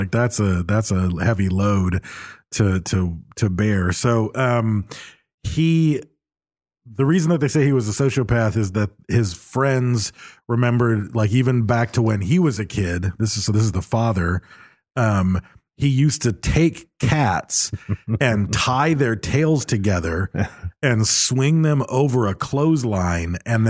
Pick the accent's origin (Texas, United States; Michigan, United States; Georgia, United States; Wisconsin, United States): Michigan, United States; Growing up in Michigan, deer hunting was a huge thing.